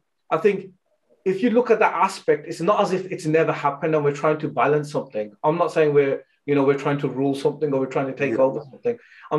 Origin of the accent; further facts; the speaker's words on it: United Kingdom; You know, we're British Sikhs, really. That's what we are, yeah? And we have love for Punjab. We're proud to be Punjabi as well, yeah?